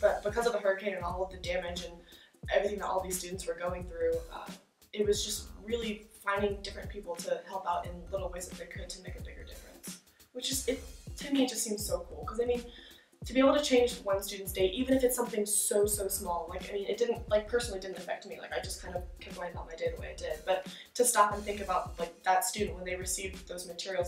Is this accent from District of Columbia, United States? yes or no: yes; Washington, District of Columbia, United States; I'm from Washington, D.C.